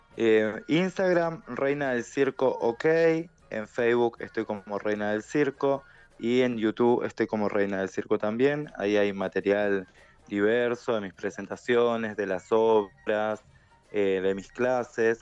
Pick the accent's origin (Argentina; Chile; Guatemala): Argentina; Neuquén; moved away as an adult; also born or lived in Rosario; la única neuquina en esta categoría